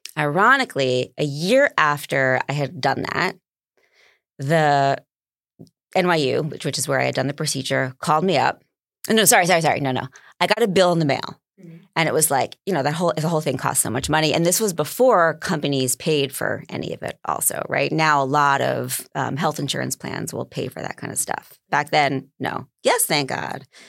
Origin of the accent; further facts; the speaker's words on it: New York, United States; I'm a New Yorker